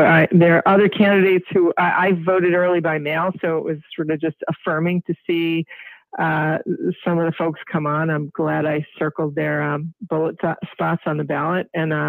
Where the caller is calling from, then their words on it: Marblehead, Massachusetts, United States; I'm calling from Marblehead